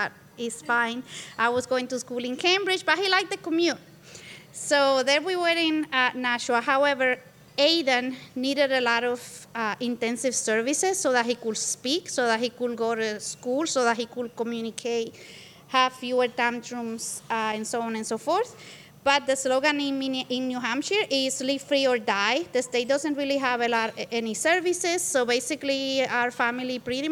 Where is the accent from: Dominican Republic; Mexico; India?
Dominican Republic; Santo Domingo; moved away as an adult; also born or lived in New York City / Minnesota; now in Minneapolis, United States; I am from the Dominican Republic, and I came to the States to pursue college education back in Santo Domingo, where I lived.